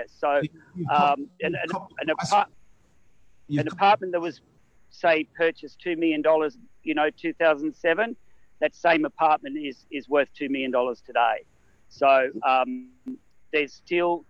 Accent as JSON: {"language": "English", "town": "Sydney", "region": "New South Wales", "country": "Australia", "moved": "yes", "lives_now": "Gold Coast, Australia", "said": "I'm from Sydney. I lived in Sydney"}